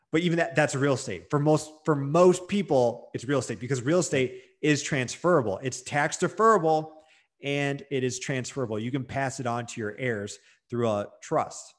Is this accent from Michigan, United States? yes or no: yes; Detroit, Michigan, United States; I'm from Detroit, Michigan